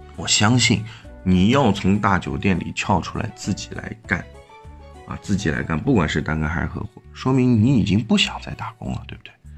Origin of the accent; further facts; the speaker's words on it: China; 我们中国人的常识都说的是闷声发大财